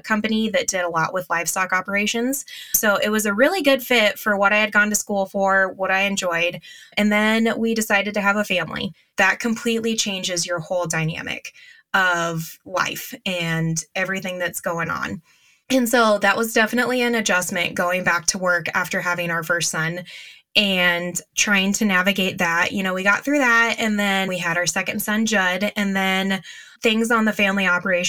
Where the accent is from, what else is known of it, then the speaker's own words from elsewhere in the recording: Northeast Nebraska, United States; I am from Northeast Nebraska, and I live with my husband and our three boys on his family farm